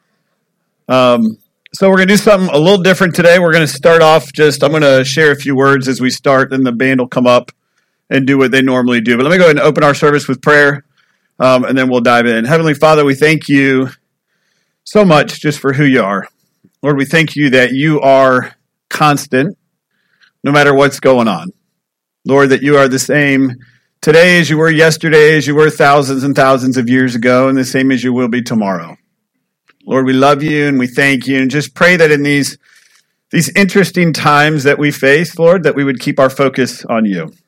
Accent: United States; I'm from Polk County

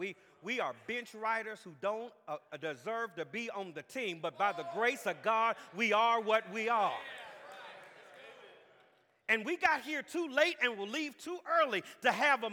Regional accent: Jacksonville, Florida, United States; I'm from Jacksonville

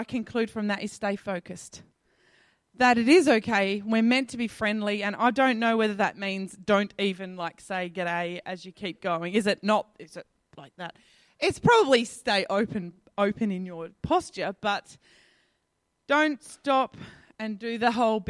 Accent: Adelaide, South Australia, Australia; moved away as an adult; I'm a girl from Adelaide

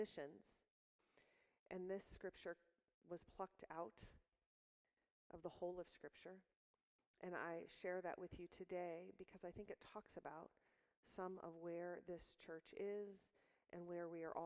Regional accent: Stark County, Ohio, United States; now in Macedonia, United States; I'm a local girl. I grew up in Simpson United Methodist Church on Middle Branch Road. We lived right across the street, went to Glen Oak High School, and so Stark County is my home.

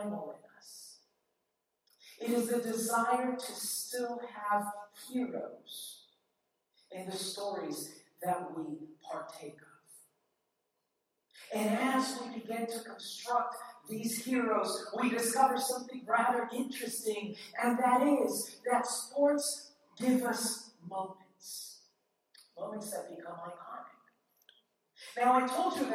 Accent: Worcester, Massachusetts, United States; moved away; also born or lived in Southern California; I grew up in the cold winters in Worcester, learning how to root for the Red Sox

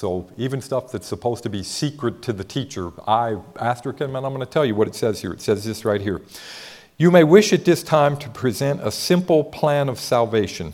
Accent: Ohio, United States; now in Texas, United States; I'm from Ohio.

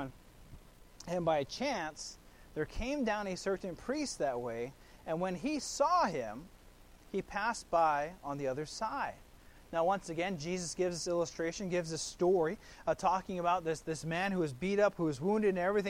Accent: Kailua, Hawaii, United States; I grew up there in Kailua, there on the island of Oahu

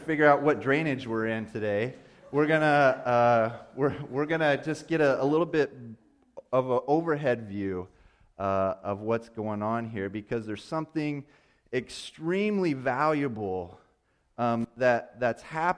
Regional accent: Indiana, United States; I'm a flatlander from Indiana. That's where I grew up.

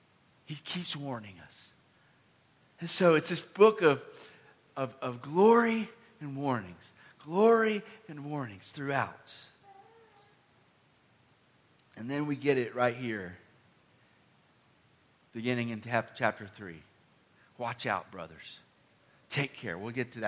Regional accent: Decatur, Georgia, United States; I grew up in the Atlanta, Georgia area, near Decatur

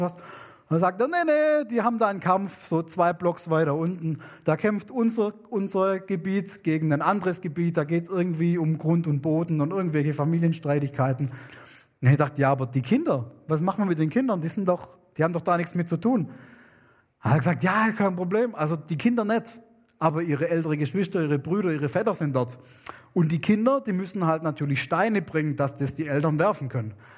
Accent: Germany; moved away; also born or lived in New Guinea; bei uns in Deutschland

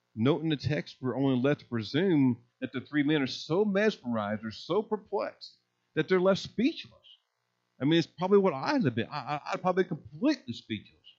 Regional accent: Indiana, United States; moved away as an adult; also born or lived in Missouri / Mississippi / Texas; I was born and raised in Indiana.

